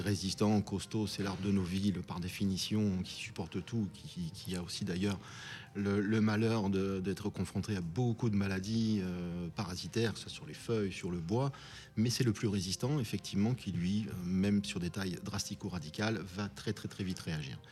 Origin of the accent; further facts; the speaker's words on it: France; chez nous en France